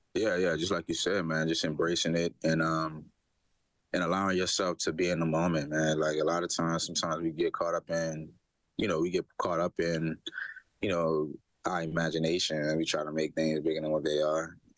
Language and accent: English; Louisiana, United States; moved away; also born or lived in Hamilton, Canada; I'm from Louisiana